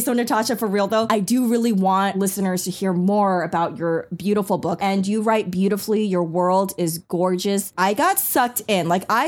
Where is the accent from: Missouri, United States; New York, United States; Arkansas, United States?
New York, United States; first language Taiwanese Hokkien and Mandarin; English is a second language; I used to get picked on a lot in New York growing up in the schooling systems